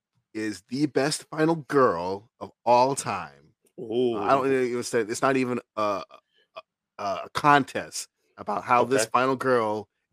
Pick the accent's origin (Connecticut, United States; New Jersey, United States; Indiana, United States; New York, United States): New York, United States; Brooklyn; Yeah. I'm from Brooklyn. Of course I have some black in me.